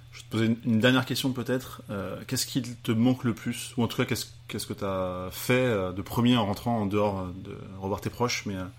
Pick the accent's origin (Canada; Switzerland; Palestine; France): France; Paris, Île-de-France; en tant que petit Français renfermé, euh, parisien